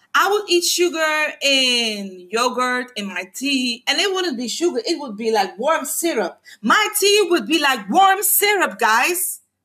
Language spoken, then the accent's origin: English; Curaçao; first language Papiamento; English is a second language; I am a woman from the Caribbean, from Curacao